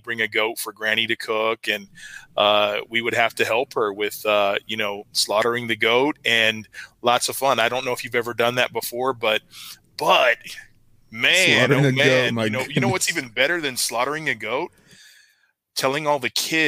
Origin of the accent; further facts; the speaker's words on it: Texas, United States; also born or lived in Germany; I was born in Germany. So, you know, I got here to the States and I got to Texas as soon as I could, 3 months old